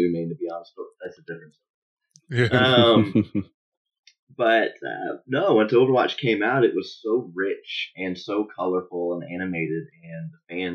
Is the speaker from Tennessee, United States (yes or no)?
yes; Nashville, Tennessee, United States; I grew up in Nashville, Tennessee, and I enlisted in the U.S. Army in 2011